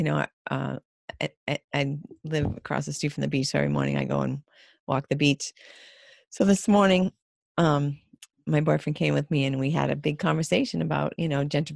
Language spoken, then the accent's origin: English; Boston, Massachusetts, United States; I was from Boston